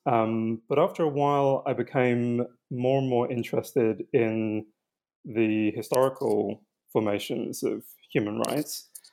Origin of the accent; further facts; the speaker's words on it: London, United Kingdom; where I was eventually born. I was born in London